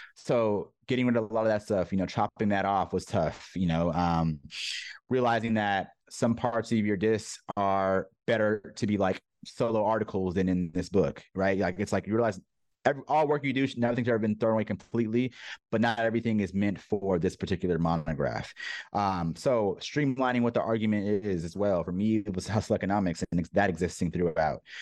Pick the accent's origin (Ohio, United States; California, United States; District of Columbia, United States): California, United States; San Diego; also born or lived in New York; I'm born and raised in Southern California, San Diego specifically.